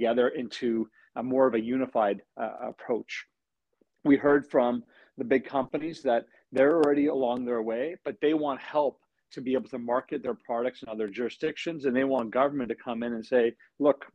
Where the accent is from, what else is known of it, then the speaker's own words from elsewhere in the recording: British Columbia, Canada; who we are as British Columbians